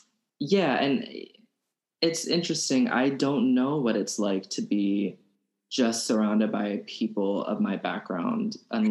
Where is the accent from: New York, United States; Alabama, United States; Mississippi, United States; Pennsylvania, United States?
Alabama, United States; growing up in Alabama